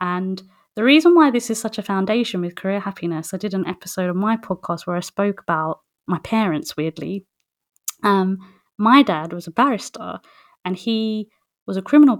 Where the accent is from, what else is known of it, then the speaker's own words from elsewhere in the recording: West Bengal, India; we're from West Bengal originally in India